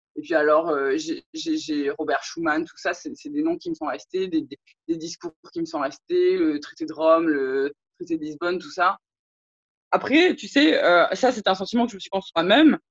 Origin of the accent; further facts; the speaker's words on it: French Polynesia; moved away as an adult; now in Martinique; je suis polynésienne, je suis née en Polynésie, j'ai grandi en Polynésie